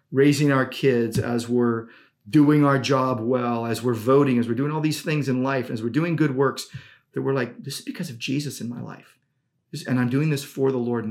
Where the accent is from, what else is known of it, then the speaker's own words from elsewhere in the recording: United States; I'm a citizen of the United States as an American Christian.